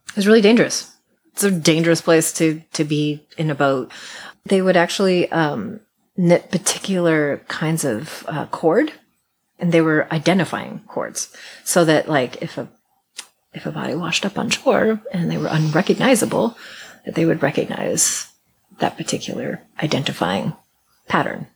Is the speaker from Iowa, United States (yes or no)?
yes; Iowa, United States; I grew up in Iowa in a horrible, tiny industrial farming town